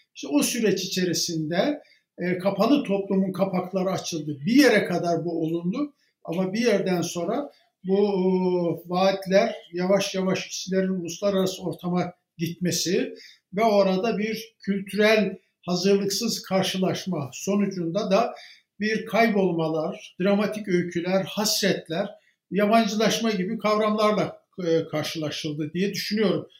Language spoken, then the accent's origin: Turkish; Baksı, Bayburt, Turkey; born or raised there; moved away